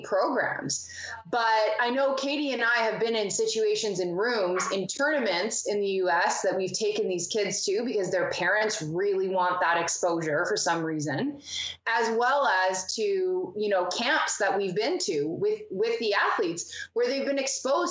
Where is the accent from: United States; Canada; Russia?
Canada; Manitoba; moved away as an adult; now in Ontario, Canada; before I moved to Ontario, like, I'm originally from Manitoba